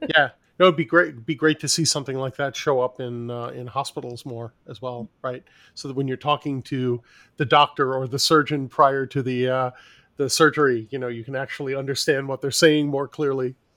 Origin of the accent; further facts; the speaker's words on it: New York City, New York, United States; I grew up in New York City, so I lived in a, uh, an apartment building complex